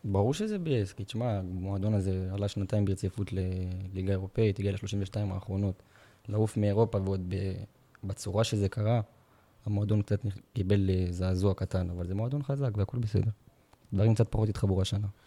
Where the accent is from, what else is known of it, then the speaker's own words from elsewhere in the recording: Beersheba, Southern District, Israel; אני גדלתי בשכונת נבנוי, ולמדתי בבית ספר תיכון מקיף א'